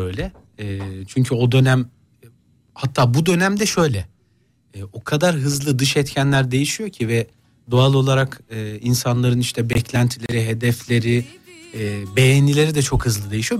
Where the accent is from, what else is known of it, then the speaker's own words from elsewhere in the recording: Gaziantep, Turkey; Gaziantep memleketimin takımını tutuyorum